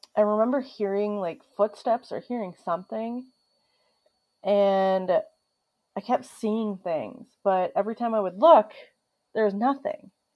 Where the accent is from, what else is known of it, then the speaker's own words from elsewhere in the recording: Minnesota, United States; my home state of Minnesota